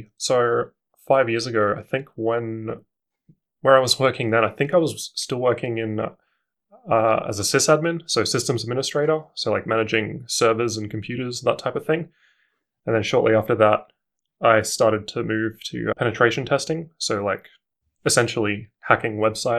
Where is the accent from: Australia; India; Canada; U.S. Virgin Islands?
Australia; Darwin, Northern Territory; now in Canberra, Australia; So I'm originally from Darwin, but I've lived here since 2003. I think I moved here just after the bushfires.